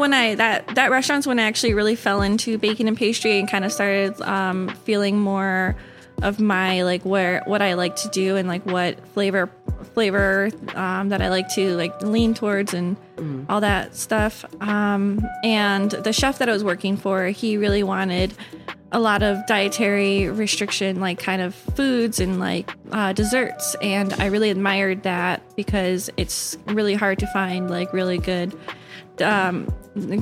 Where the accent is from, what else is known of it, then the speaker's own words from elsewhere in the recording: Aurora, Illinois, United States; also born or lived in California / New York / Cleveland, Ohio; now in Chicago, United States; I was raised in Aurora, Illinois, born in California